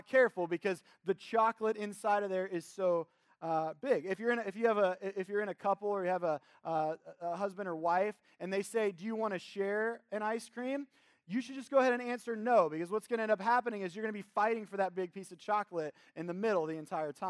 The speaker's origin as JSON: {"language": "English", "town": "Cincinnati", "region": "Ohio", "country": "United States", "tie": "born or raised there", "also_born_or_lived": "the South", "said": "I'm originally a Cincinnati native"}